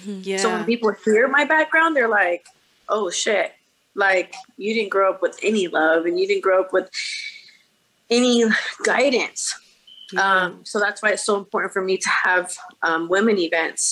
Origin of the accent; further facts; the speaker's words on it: Bakersfield, California, United States; I was born and raised in Bakersfield, California, which is probably about 2 hours out from